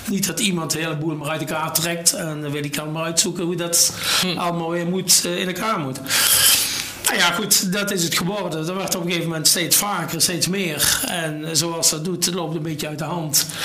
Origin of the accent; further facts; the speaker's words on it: Sint Hubert, North Brabant, Netherlands; Geboren en getogen in Mel? Nee, in Sint-Hubert.